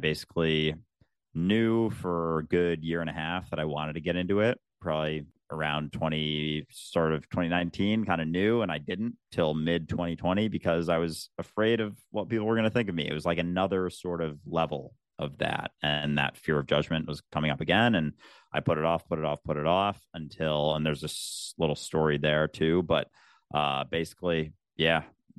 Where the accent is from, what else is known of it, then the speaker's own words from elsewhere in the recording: Minnesota, United States; And yeah, I grew up in the Midwest, in the States, in outside Minneapolis. I had a pretty standard suburban childhood